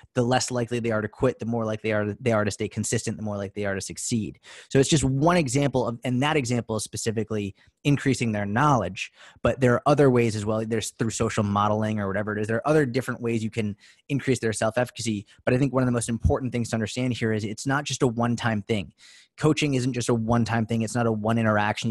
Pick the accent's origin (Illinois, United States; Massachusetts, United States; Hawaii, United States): Massachusetts, United States; outside Boston; I grew up in outside Boston, Mass